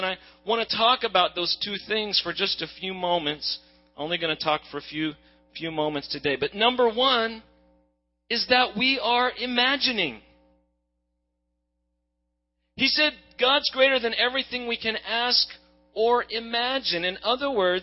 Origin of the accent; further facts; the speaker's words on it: Oklahoma, United States; also born or lived in Hawaii; now in Dallas, United States; I'm an Okie originally, now I'm a Texan